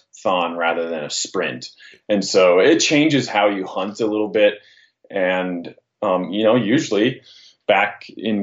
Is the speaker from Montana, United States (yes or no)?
yes; Northwest Montana, United States; I grew up in Northwest Montana, and I hunted up there, around the Flathead Valley country